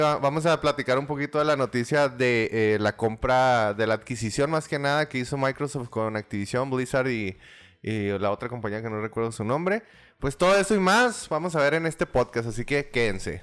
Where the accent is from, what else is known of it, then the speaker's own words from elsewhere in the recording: Mexico; como buen mexicano